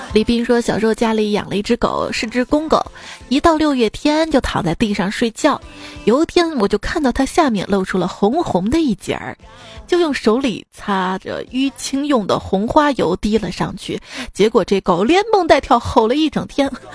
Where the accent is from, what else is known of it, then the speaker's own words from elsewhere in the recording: Xi'an, Shaanxi, China; 作为一个西安人，我也没，没上过钟楼